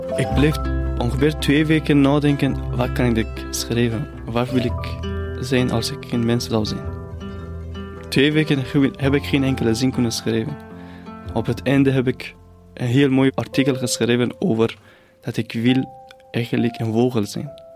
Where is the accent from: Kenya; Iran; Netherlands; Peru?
Iran; near the Caspian Sea, northern Iran; Dutch is a second language; moved away as an adult; now in Ghent, Belgium; Ik ben opgegroeid in het noorden van Iran, dicht bij de Kaspische Zee.